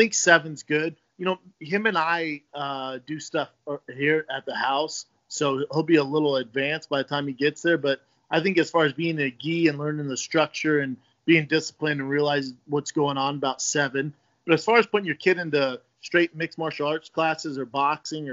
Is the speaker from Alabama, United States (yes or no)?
no; Denver, Colorado, United States; when I was a kid growing up in Denver